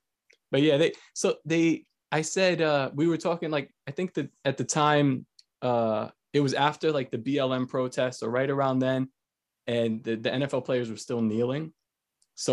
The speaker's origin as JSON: {"language": "English", "region": "New York", "country": "United States", "moved": "as an adult", "lives_now": "Florida, United States", "said": "So I'm, well, right now I just moved to Florida, but I'm originally from New York."}